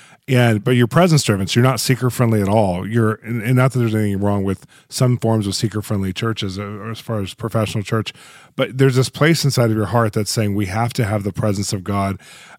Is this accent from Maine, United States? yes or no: no; Kansas City, Missouri, United States; I grew up in the prayer movement. I grew up around International House of Prayer in Kansas City and different places.